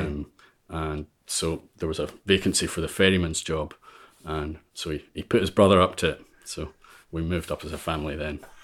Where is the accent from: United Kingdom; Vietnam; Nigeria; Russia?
United Kingdom; Ulva, Scotland; moved away as an adult; also born or lived in Vale of Leven; now in Isle of Mull, United Kingdom; I grew up on Alva